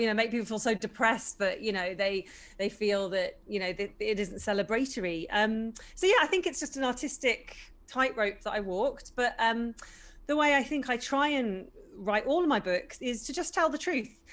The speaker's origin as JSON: {"language": "English", "country": "United Kingdom", "said": "I am British, so I don't want to mock my own people"}